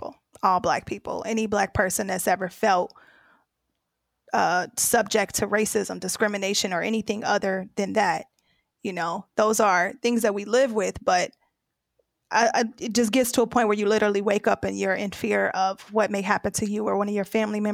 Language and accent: English; United States; I'm from the U.S.